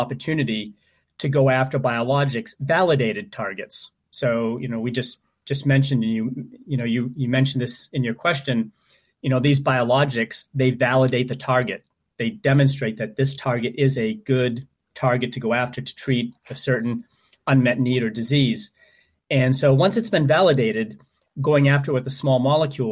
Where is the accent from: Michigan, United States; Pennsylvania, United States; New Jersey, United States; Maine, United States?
Maine, United States; my home state of Maine